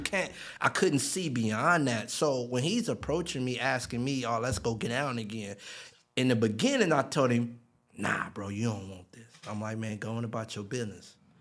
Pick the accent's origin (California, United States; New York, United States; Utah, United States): California, United States; Long Beach; born or raised there